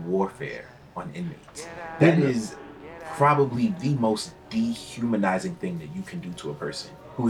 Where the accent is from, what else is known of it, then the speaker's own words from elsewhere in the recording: New York City, New York, United States; I grew up in Brooklyn. I'm 33 years old